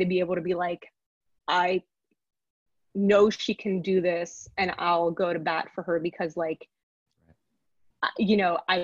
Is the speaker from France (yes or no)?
yes; Paris, Île-de-France, France; moved away as an adult; also born or lived in New York, United States; I grew up in Paris in a neighborhood